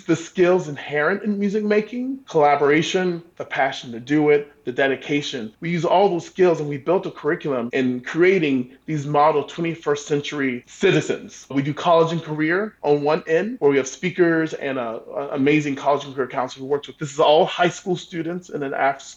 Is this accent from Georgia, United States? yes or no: yes; Savannah, Georgia, United States; I grew up in the South. I grew up in a traditional Black Baptist church. Our congregation was located between two housing projects in Savannah, Georgia.